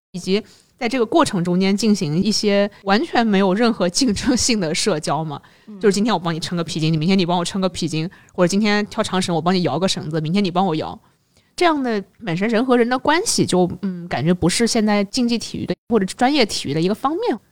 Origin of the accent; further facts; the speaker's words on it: China; 我们可能作为中国人